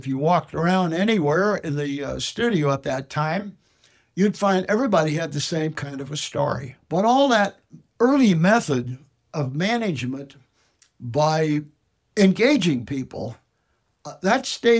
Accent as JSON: {"language": "English", "town": "Los Angeles", "region": "California", "country": "United States", "tie": "born or raised there", "also_born_or_lived": "Detroit, Michigan", "moved": "as an adult", "said": "I was born in Los Angeles 92 years ago, lived in the Los Feliz area, which was only a couple of blocks from Walt Disney in those days"}